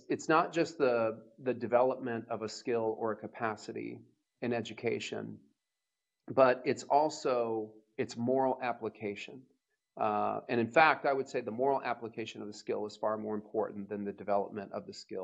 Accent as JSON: {"language": "English", "town": "Louisville", "region": "Kentucky", "country": "United States", "tie": "born or raised there", "said": "I'm from Louisville, Kentucky"}